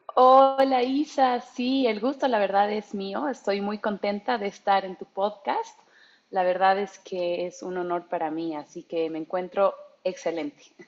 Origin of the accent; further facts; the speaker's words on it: Bolivia; moved away as an adult; also born or lived in Germany; soy mitad alemana, boliviana y alemana